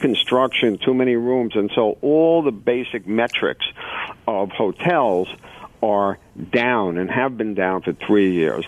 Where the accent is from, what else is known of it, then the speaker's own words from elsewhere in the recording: New York, United States; I'm a New Yorker